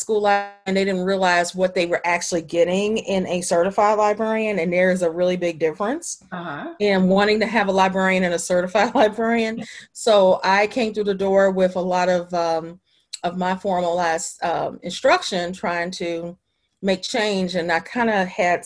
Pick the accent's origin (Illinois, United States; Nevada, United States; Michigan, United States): Illinois, United States; Chicago; now in Washington, D.C., United States; I'm originally from Chicago, Illinois